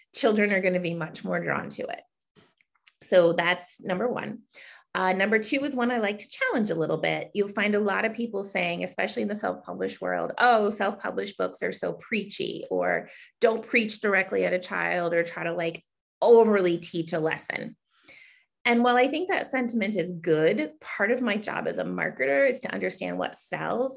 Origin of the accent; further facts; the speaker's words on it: Connecticut, United States; I hail from Connecticut